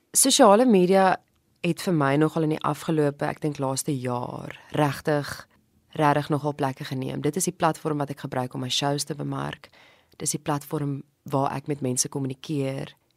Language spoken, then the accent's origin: Afrikaans; Mpumalanga, South Africa; moved away as an adult; also born or lived in Standerton / Ermelo / Stellenbosch; now in Cape Town, South Africa; ek is gebore in Standerton tussen die kosmosse. Ek het groot geword in Mpumalanga en ek was in hoërskool Ermelo gewees van standaard 6 tot matriek in die koshuis.